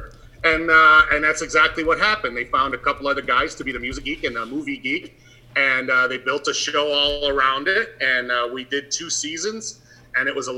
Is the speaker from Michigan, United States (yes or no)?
yes; Flint, Michigan, United States; moved away; when I was a kid, growing up in Michigan, Flint, Michigan, of all places